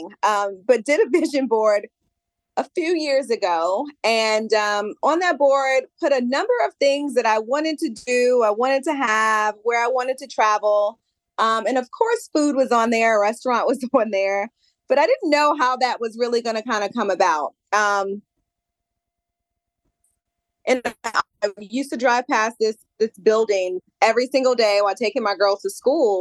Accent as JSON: {"language": "English", "region": "Maryland", "country": "United States", "said": "I'm from Maryland."}